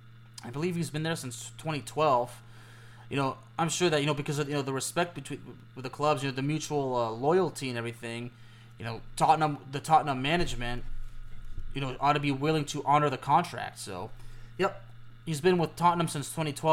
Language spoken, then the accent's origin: English; Lyon, Auvergne-Rhône-Alpes, France; being a native Lyon